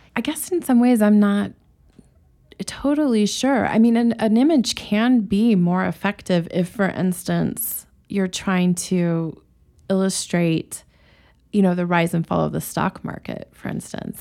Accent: Rangely, Colorado, United States; also born or lived in Boulder, Colorado; born in this tiny town on the western side, close to Utah, called Range Lee, Colorado

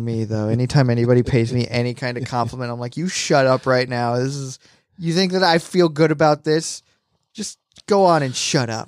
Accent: United Kingdom; I'm British.

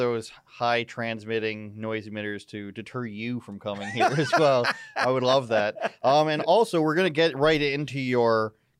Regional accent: Durham Region, Ontario, Canada; I don't live in Whitby, but I am from Durham.

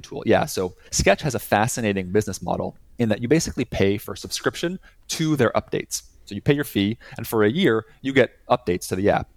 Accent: Montreal, Quebec, Canada; moved away as an adult; also born or lived in Boston; now in Montreal, Canada; we're both originally from Montreal, Canada

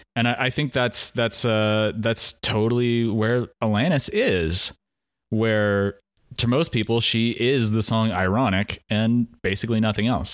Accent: Pacific Northwest, United States; born or raised there

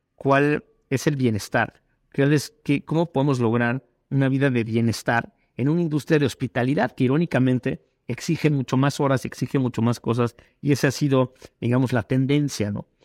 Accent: Mexico; todos somos mexicanos

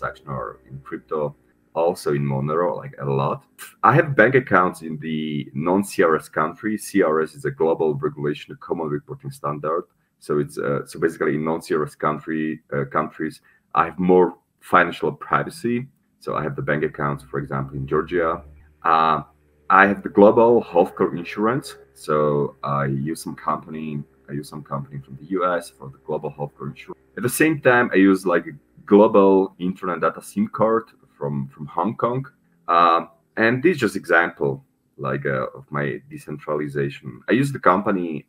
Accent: Slovakia; moved away as an adult; also born or lived in Czech Republic / Paraguay / Panama; I'm originally from Slovakia, so my citizenship is Slovak

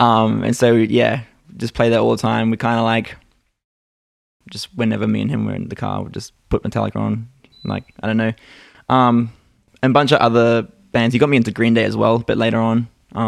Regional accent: Australia; also born or lived in New Zealand; I think I stopped lessons because I was born in New Zealand, and I was getting guitar lessons over there. And then moved to Australia.

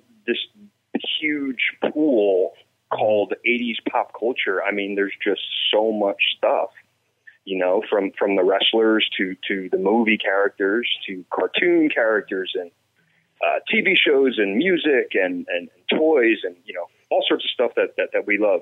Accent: New Jersey, United States; I'm born and raised in New Jersey

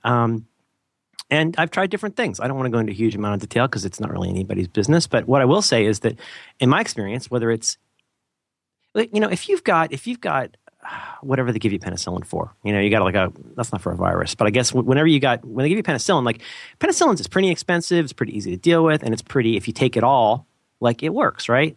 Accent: Ohio, United States; also born or lived in Florida; now in San Francisco, United States; I'm originally from Ohio

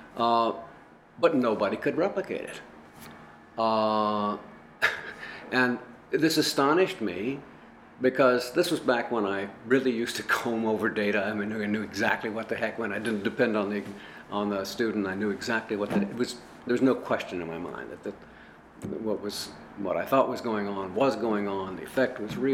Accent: El Paso, Texas, United States; I grew up in El Paso, Texas

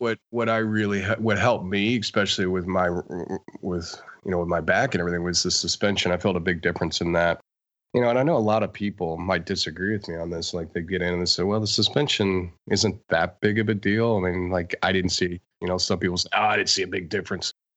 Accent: Denver, Colorado, United States; I grew up in Denver

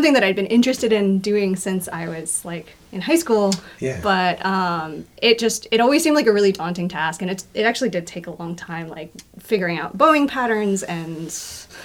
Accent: Houston, Texas, United States; now in Philadelphia, United States; Originally, I'm from Houston, Texas

